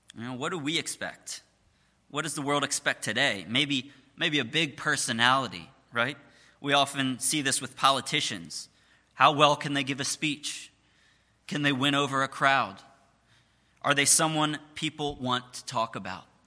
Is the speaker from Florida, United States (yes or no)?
no; Jenkintown, Pennsylvania, United States; I was born and raised uh, in Jenkintown, just about a half an hour away.